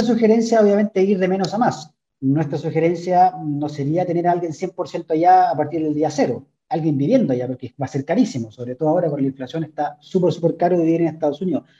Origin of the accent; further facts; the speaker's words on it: Chile; como chilenos o como cultura chilena